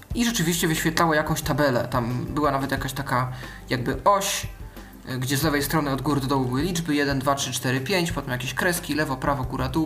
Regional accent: Poland; jestem z Polski

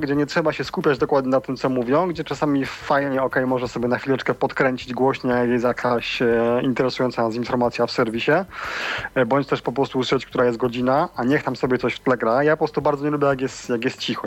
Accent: Siemianowice Śląskie, Silesian Voivodeship, Poland; pochodzę ze Śląska

